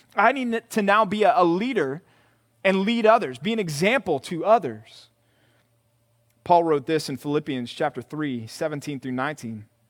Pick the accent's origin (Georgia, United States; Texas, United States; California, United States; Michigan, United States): Texas, United States; Growing up in Texas, being from Texas